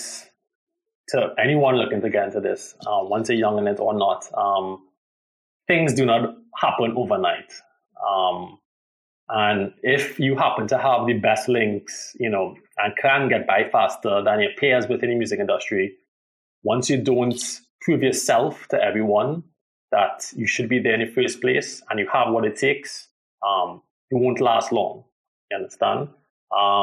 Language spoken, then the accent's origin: English; Trinidad & Tobago; I am from Trinidad